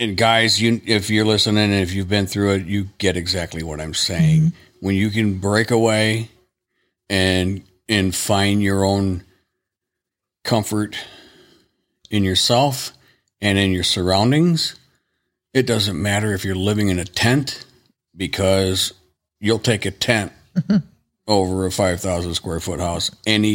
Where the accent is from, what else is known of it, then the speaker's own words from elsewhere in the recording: Dwight, Illinois, United States; I'm from the town I grew up in, Dwight, in my mom and dad's house.